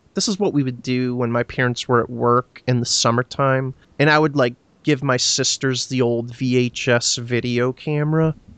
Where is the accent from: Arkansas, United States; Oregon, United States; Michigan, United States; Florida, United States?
Florida, United States; I grew up in Florida